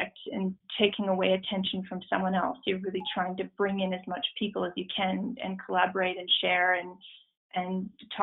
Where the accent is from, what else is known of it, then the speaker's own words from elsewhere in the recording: Ontario, Canada; I grew up in Ontario, in a small town just outside of Toronto.